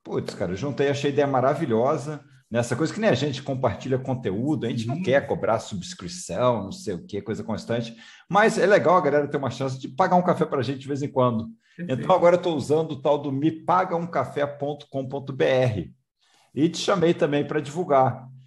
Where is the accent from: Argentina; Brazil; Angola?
Brazil; Rio de Janeiro; fora do Rio de Janeiro, mas sou carioca.